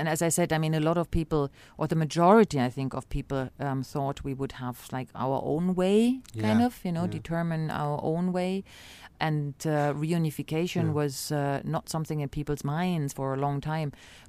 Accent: East Berlin, Berlin, Germany; And I say, "I'm from East Berlin."

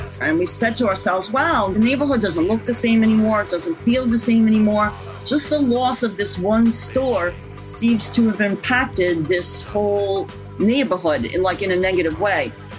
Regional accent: New York, United States; I mean, I grew up in the Bronx, I'm a native New Yorker.

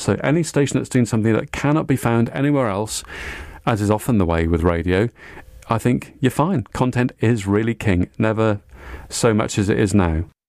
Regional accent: Cardiff, Wales, United Kingdom; born or raised there

